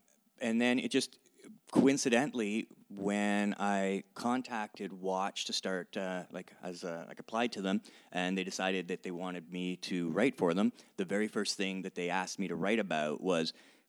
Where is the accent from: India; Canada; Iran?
Canada; as a Canadian, I needed to really discover a lot more Canadian rap music.